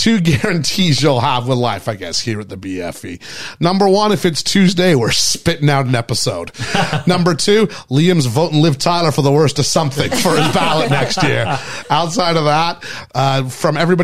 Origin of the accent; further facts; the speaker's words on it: Canada; Canadian, I'm Canadian